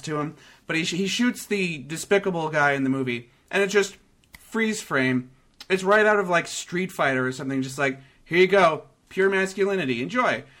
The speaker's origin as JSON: {"language": "English", "country": "Canada", "said": "being from Canada"}